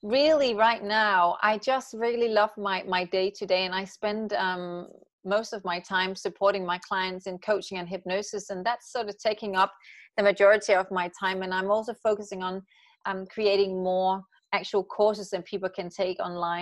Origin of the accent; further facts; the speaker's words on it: Aalborg, North Denmark Region, Denmark; moved away as an adult; also born or lived in Copenhagen, Denmark / London, United Kingdom; now in Los Angeles, United States; I grew up in Aalborg, and then I moved to Copenhagen.